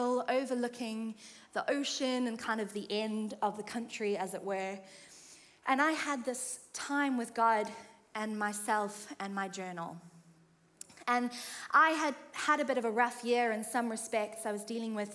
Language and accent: English; South Africa; moved away as an adult; now in United Kingdom; I'm from South Africa, and I have lived, by this point, in the UK for about 6 years